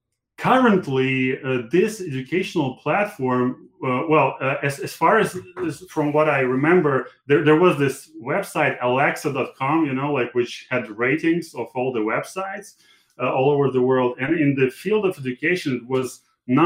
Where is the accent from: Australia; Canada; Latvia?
Latvia; English is a second language; moved away as an adult; also born or lived in Moscow; So I was born in Latvia. Okay, very cool. I grew up there, and this country was a part of Soviet Union until 91.